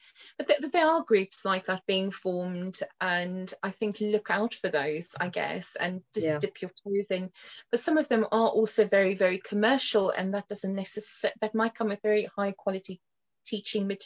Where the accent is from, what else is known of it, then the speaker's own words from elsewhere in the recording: Cape Town, Western Cape, South Africa; moved away; also born or lived in London; I grew up in Cape Town in South Africa on the other side of the world